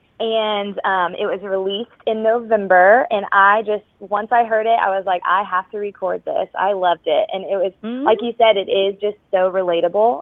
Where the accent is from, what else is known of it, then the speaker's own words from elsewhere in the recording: Flower Mound, Texas, United States; I was singing at a restaurant back in my hometown, Flower Mound, Texas